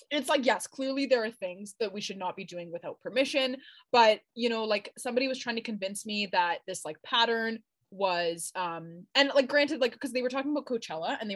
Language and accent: English; Iran; have you ever heard of the Persian rug, my friend? I'm from Iran.